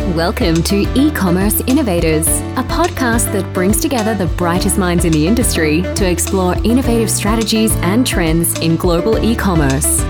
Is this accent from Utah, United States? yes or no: yes; Utah, United States; I grew up here in Utah